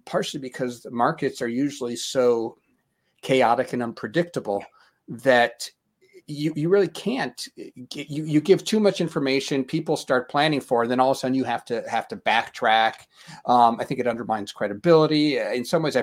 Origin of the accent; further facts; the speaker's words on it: Denver, Colorado, United States; I'm from Denver